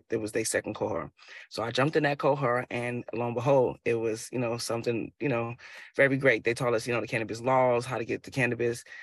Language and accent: English; Chicago, Illinois, United States; now in Boston, United States; I'm an entrepreneur here in Boston, Mass. I'm actually originally from Chicago.